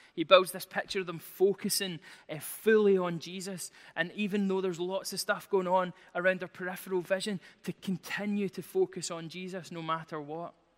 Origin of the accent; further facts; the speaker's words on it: Glasgow, Scotland, United Kingdom; I'm from Glasgow